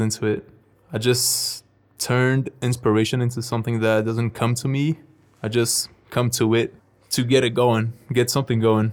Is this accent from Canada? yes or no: no; Brazil; I'm from Brazil.